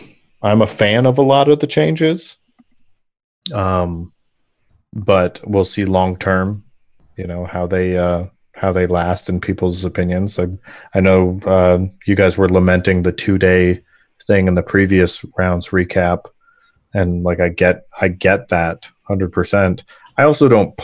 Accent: Arizona, United States; I'm from Arizona

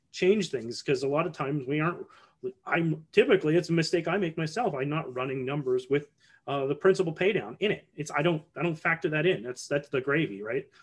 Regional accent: Canada; as a Canadian

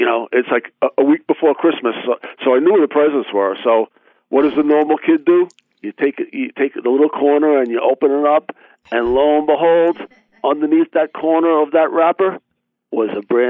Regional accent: Smithtown, New York, United States; I grew up in Smithtown, and I remember as a child back in the 60s, always having a lot of snow around.

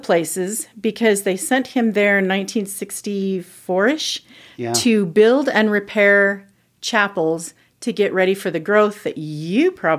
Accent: Mansfield, Ohio, United States; I am from Mansfield, Ohio.

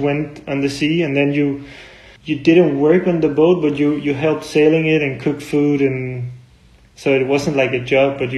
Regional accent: Copenhagen, Capital Region of Denmark, Denmark; I grew up in Copenhagen, Denmark

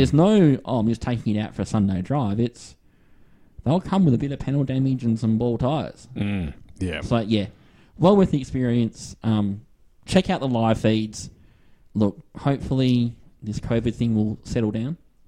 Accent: Western Australia, Australia; accent: Aussie; I'm Western Australia.

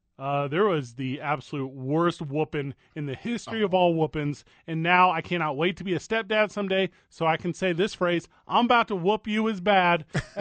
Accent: St. Louis, Missouri, United States; now in Albuquerque, United States; I'm from St. Louis.

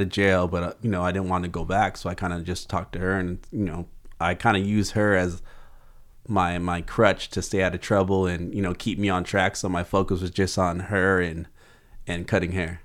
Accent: Oxnard, California, United States; grew up in South Oxnard

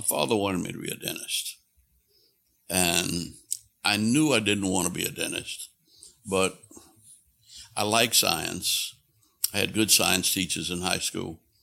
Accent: New Orleans, Louisiana, United States; I was born in New Orleans, in the middle of a block in a poor, working class neighborhood

